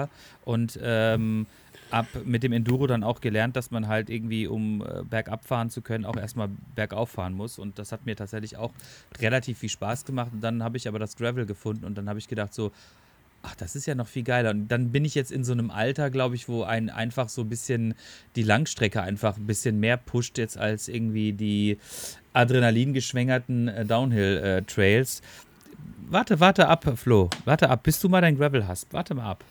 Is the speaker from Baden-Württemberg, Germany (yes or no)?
yes; Black Forest, Baden-Württemberg, Germany; bin ich auch ein Kind des Schwarzwalds, ne? Ähm, und äh, bin natürlich auch mit viel Wald und Wiesen und äh, Bäumen und äh, Bergen aufgewachsen